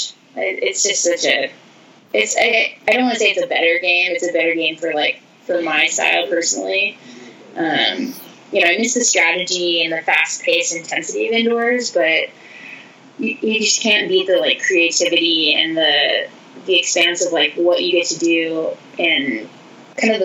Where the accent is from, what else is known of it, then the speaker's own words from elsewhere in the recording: Santa Cruz, California, United States; I played beach in high school, growing up in Santa Cruz